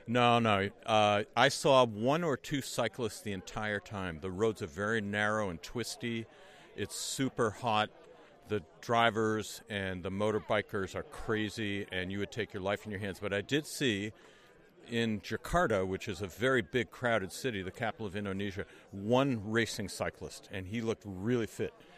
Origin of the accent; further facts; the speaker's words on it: Amherst, Massachusetts, United States; I'm from Amherst, Massachusetts